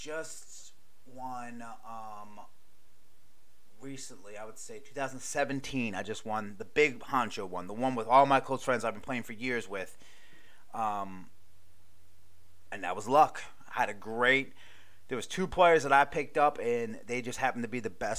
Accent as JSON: {"language": "English", "region": "Maryland", "country": "United States", "also_born_or_lived": "Hawaii", "moved": "yes", "said": "I'm from Maryland"}